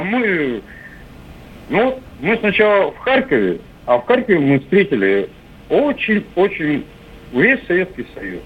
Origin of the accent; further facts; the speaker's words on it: Tyumen, Tyumen Oblast, Russia; нас призвали прямо вот из Тюмени